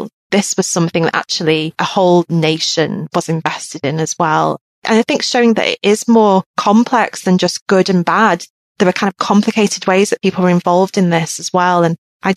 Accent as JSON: {"language": "English", "country": "United Kingdom", "said": "my point of view as a British scholar in Britain"}